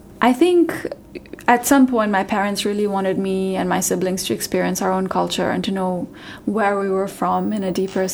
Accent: Pakistan; moved away; also born or lived in New York, United States / San Francisco, United States; I'm from Pakistan

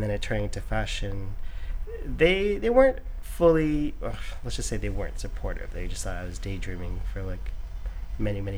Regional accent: Oakville, Ontario, Canada; now in New York, United States; I grew up in a suburb called Oakville. It's about 20 minutes from Toronto.

